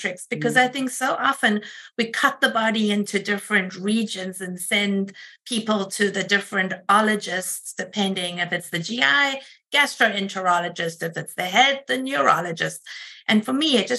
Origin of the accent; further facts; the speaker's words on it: South Africa; moved away as an adult; also born or lived in Rochester, United States; now in United States; I am originally from South Africa and have been here for about 26 years